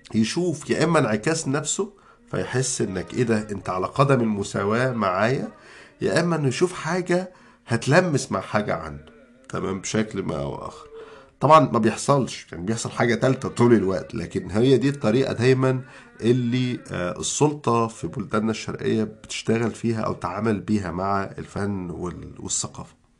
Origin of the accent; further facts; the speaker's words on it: Egypt; إحنا كمصريين